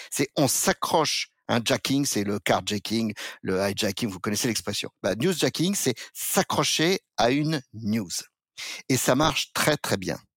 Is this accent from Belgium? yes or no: no; France; Je suis pas sujet de la couronne britannique, je suis français, je ne suis que français